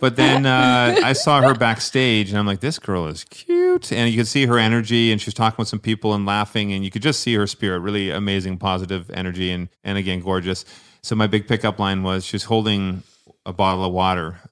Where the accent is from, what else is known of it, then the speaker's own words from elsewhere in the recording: Scotland, United Kingdom; I wore kilt. I'm Scottish